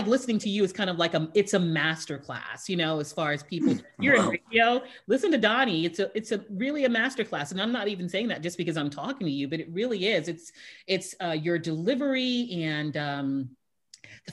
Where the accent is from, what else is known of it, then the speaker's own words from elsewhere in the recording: Houston, Texas, United States; now in San Diego, United States; I'm from Houston